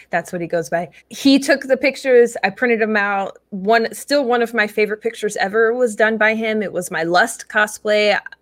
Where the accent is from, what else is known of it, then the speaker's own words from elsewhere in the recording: Atlantic City area, New Jersey, United States; now in Austin, United States; I was born in Atlantic City, so I'm from South Jersey, where they say "wooder" instead of "water,"